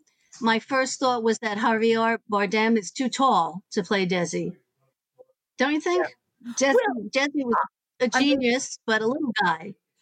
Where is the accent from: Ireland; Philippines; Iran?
Ireland; I'm a huge … fan. I'm Irish.